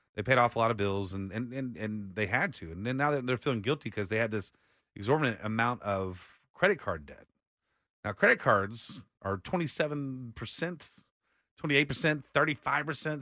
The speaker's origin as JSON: {"language": "English", "town": "Austin", "region": "Texas", "country": "United States", "tie": "born or raised there", "said": "I was born raised in Austin"}